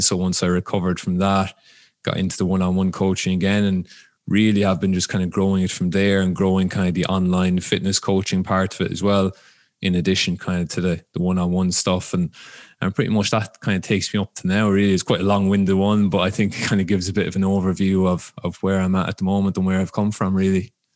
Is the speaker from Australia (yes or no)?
no; Ireland; moved away as an adult; now in United States; I'm from Ireland, um, originally. So grew up there, started playing there.